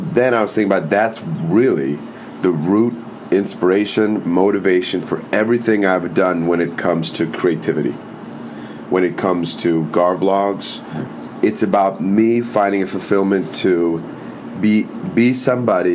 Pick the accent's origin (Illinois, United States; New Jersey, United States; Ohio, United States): Illinois, United States; Naperville; I was born in Naperville, Illinois